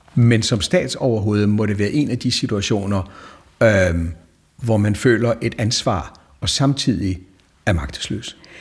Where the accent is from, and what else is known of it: Denmark